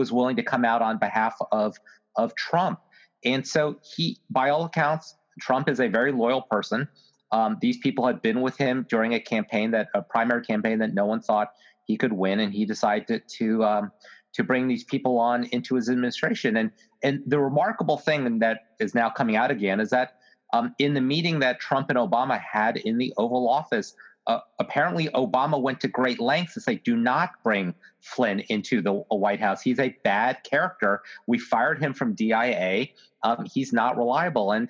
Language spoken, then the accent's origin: English; Virginia, United States; my home state of Virginia